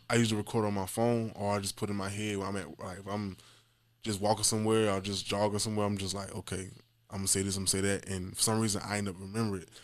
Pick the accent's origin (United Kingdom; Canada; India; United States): United States; Jacksonville, Florida; I'm from Jackson, Florida, um, and throughout kinda Moncrief on the north side of Jackson. So, growing up over there